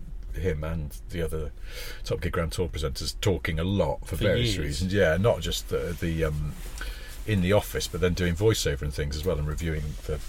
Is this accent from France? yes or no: no; the north of England, United Kingdom; I'm from the north